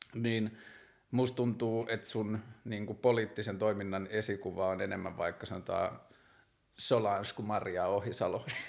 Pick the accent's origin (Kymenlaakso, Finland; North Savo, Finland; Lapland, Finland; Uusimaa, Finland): Lapland, Finland; Tornio; mä oon kasvanut pikkukaupungissa, mä oon kasvanut siellä Torniossa